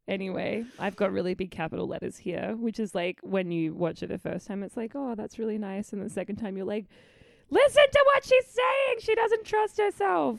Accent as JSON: {"language": "English", "town": "Adelaide", "region": "South Australia", "country": "Australia", "tie": "born or raised there", "moved": "as an adult", "said": "I just lived my childhood in Adelaide. I am proudly"}